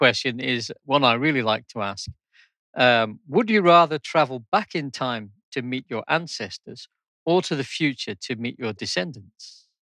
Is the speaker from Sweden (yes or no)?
no; Scotland, United Kingdom; moved away; I'm originally from Scotland